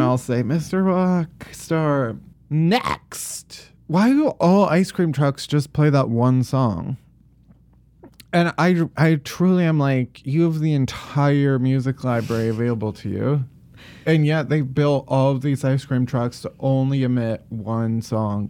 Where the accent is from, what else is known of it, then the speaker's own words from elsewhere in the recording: outside of Chicago, Illinois, United States; I'm a full Yankee. I'm, I grew up outside of Chicago, so it's p-, pretty, pretty far north, actually